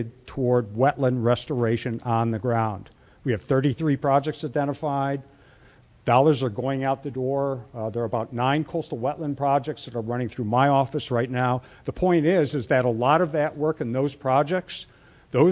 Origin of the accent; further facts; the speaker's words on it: Ohio, United States; I'm from Ohio